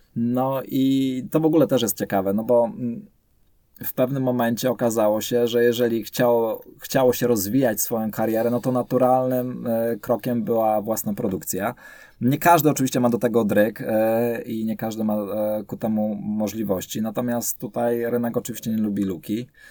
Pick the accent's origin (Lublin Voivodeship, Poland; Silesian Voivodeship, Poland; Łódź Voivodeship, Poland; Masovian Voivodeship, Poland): Silesian Voivodeship, Poland; Ja ogólnie się urodziłem, wychowałem na Śląsku